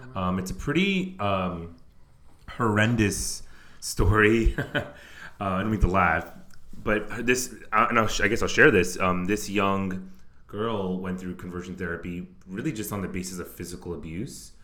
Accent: New York City, New York, United States; I'm from the New York City area

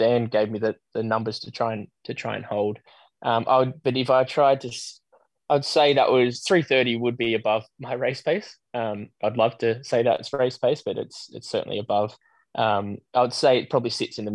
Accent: Australia; I was being the Aussie amongst a group of Brits.

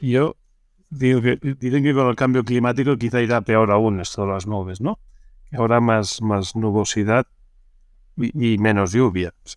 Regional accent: Barcelona, Catalonia, Spain; yo soy nacido en Barcelona

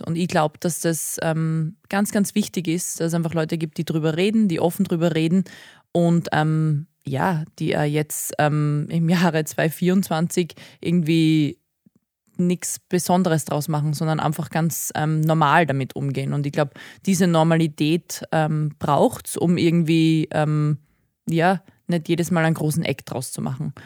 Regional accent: Graz, Styria, Austria; moved away; also born or lived in Thal; ich bin tatsächlich aber Grazerin

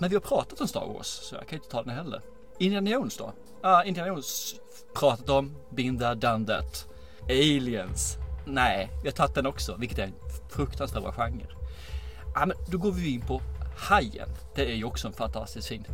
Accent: Angelstad, Kronoberg County, Sweden; Småland utanför Ljungby, en byhåla som heter Angelstad

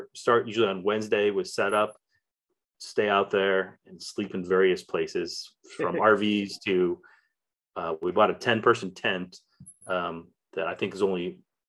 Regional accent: Valparaiso, Indiana, United States; also born or lived in Alabama / Pennsylvania / Texas; So actually, I was born in Indiana. I was born in Valparaiso, Indiana, but my parents lived in Crown Point.

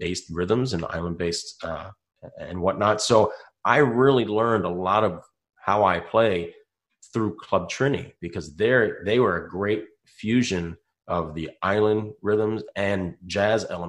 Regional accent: Baltimore, Maryland, United States; moved away as an adult; now in Florida, United States; my hometown in Baltimore

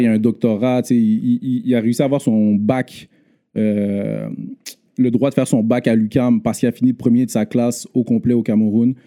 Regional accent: Montreal, Quebec, Canada; also born or lived in Laval; J'ai grandi à Montréal Nord, euh, de un, ben, de ma naissance à dix ans

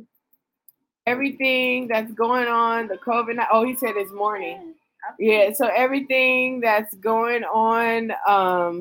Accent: the Bay Area, California, United States; We're from the Bay

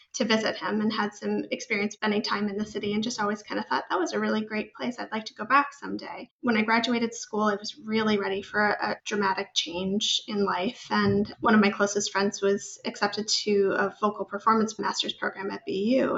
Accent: Northern Arizona, United States; moved away; I grew up in Northern Arizona

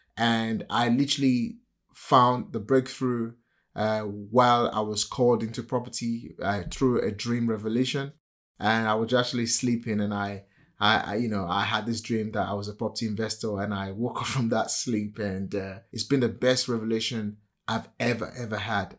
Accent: Nigeria; accent: typical African accent; English is a second language; moved away as an adult; now in United Kingdom; Born and raised in Nigeria

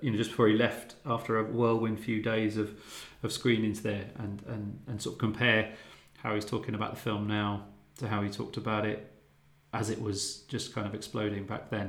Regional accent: Luton, East of England, United Kingdom; Luton, my hometown

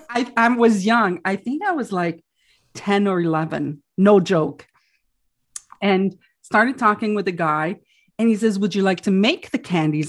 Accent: Quebec, Canada; first language French; English is a second language; I'm French, right? My first language is French

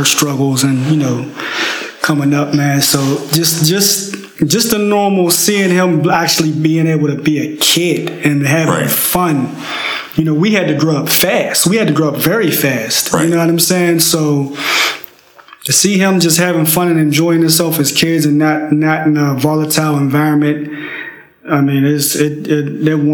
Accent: Pittsburgh, Pennsylvania, United States; I grew up in Pittsburgh, Pennsylvania, little town.

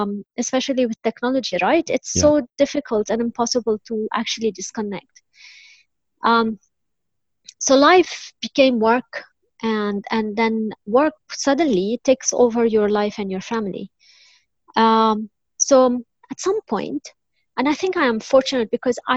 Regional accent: Lebanon; I was born and raised in Lebanon.

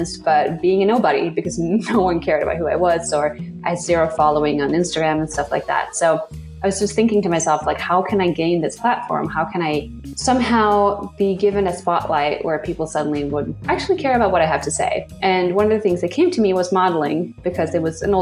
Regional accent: Sweden; moved away as an adult; now in New York City, United States; I grew up in Sweden, just being very embraced in nature

